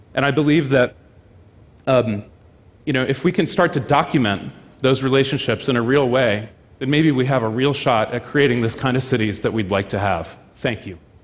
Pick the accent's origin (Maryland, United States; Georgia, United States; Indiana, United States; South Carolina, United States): Maryland, United States; Baltimore; my hometown of Baltimore, Maryland